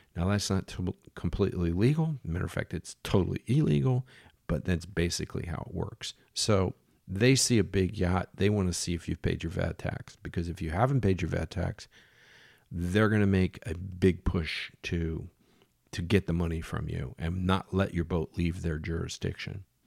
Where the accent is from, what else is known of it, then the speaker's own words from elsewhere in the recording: United States; moved away; I'm American, and there weren't very many Americans around